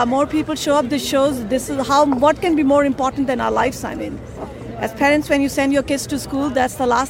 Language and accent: English; India; We're from India. We have Mahatma Gandhi.